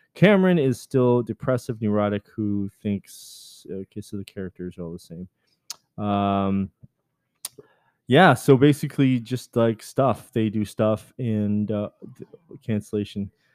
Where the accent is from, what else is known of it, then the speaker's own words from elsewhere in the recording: Canada; I'm Canadian